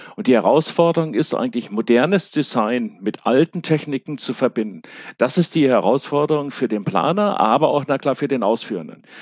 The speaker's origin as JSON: {"language": "German", "town": "Münster", "region": "North Rhine-Westphalia", "country": "Germany", "said": "ich komme aus Münster"}